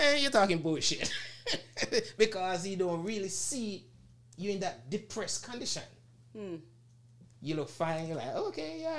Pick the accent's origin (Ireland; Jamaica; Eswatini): Jamaica; moved away; I'm from Jamaica